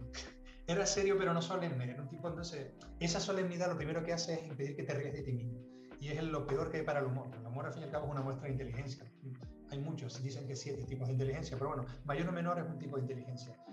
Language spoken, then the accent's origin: Spanish; Las Palmas, Canary Islands, Spain; also born or lived in Tenerife; Vivíamos en Las Palmas, yo nací en Las Palmas